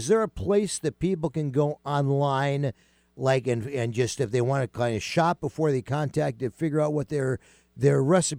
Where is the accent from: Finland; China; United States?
United States; East Coast; moved away; when I grew up back in the East Coast